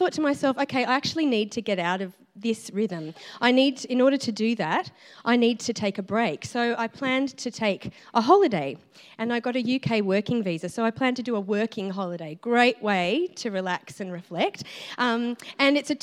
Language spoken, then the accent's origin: English; Dubbo, New South Wales, Australia; moved away as an adult; now in Melbourne, Australia; I'm from Dubbo in New South Wales originally